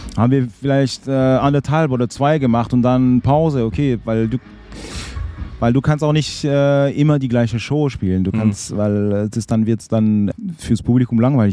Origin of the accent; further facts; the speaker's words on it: Fribourg, Switzerland; moved away as an adult; also born or lived in Basel / Berlin; Ich hatte auch Bands, auch in Fribourg, in meiner Heimatstadt